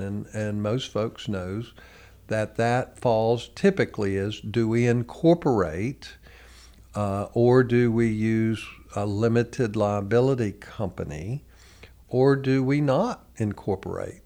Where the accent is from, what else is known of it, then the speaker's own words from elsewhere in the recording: United States; as American citizens